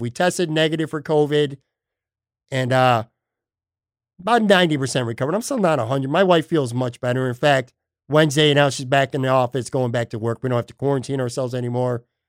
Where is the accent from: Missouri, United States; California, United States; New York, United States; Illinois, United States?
New York, United States; Buffalo; now in Florida, United States; my hometown, even though I'm currently not in my hometown